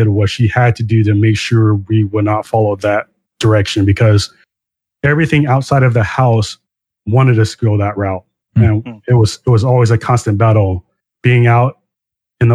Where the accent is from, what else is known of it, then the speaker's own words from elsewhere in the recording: Long Beach, California, United States; I grew up in Long Beach, California